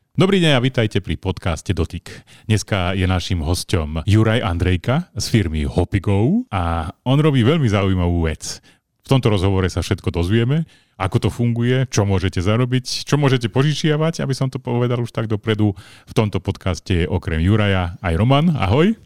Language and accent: Slovak; Slovakia; U nás na Slovensku nie je až takým častým zvykom požičiavať auto a iné veci